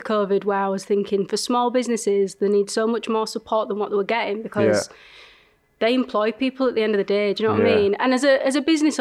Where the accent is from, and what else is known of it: Leeds, Yorkshire and the Humber, United Kingdom; accent: strong Northern